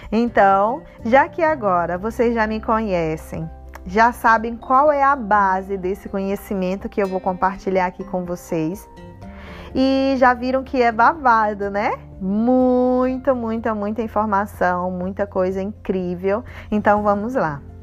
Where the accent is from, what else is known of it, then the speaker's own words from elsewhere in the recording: Northeast Region, Brazil; eu sou nordestina, arretada